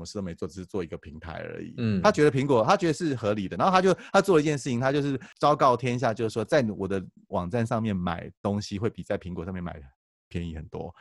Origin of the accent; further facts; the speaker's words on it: Taiwan; 我们台湾人用Line